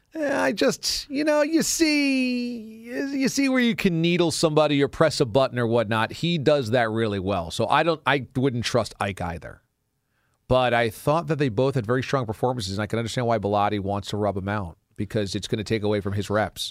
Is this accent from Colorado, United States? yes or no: no; Warwick, New York, United States; moved away; There are certainly parts of my hometown of Warwick that have subdevelopments